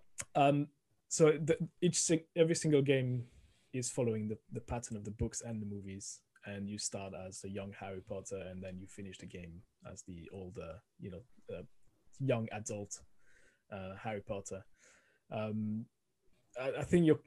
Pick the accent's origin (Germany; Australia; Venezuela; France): France; accent: French; English is a second language; moved away as an adult; now in United Kingdom; originally from France, as you can hear, the thick accent coming through the microphone